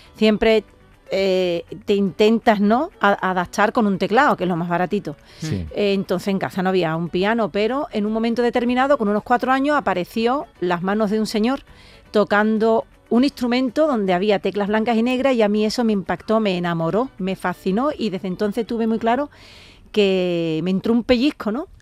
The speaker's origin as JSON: {"language": "Spanish", "town": "Jerez de la Frontera", "region": "Andalusia", "country": "Spain", "said": "el, ayuntamiento de mi tierra, de Jerez"}